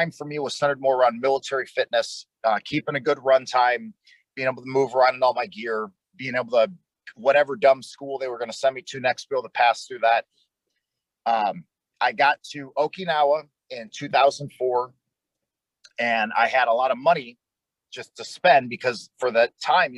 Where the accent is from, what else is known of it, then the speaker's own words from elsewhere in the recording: Detroit, Michigan, United States; moved away as an adult; also born or lived in North Dakota; now in Texas, United States; I grew up in Detroit, Michigan. When I was 18, I joined the United States Air Force. They sent me down here to Texas.